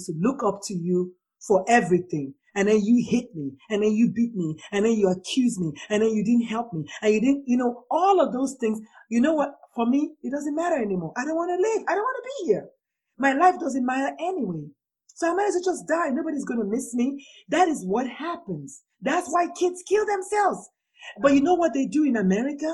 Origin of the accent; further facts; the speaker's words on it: Nigeria; I'm a Nigerian